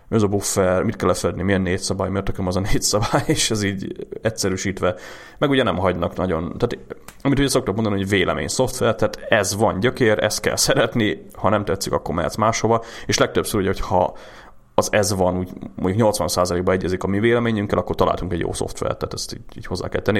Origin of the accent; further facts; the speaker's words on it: Hungary; magyarok vagyunk